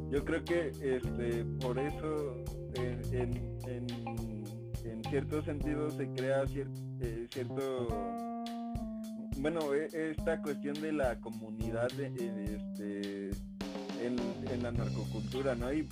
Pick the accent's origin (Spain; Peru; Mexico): Mexico; nosotros como mexicanos